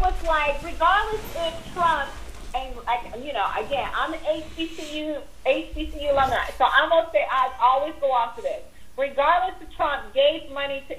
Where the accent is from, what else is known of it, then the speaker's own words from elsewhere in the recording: United States; I love being American